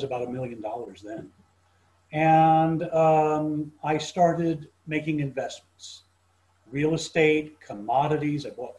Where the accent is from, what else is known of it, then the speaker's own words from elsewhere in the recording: Cape Town, Western Cape, South Africa; also born or lived in London, United Kingdom; So when I was about 2 years old, my family became some of the very earliest Jewish settlers of South Africa in Cape Town. And so that's where I was raised.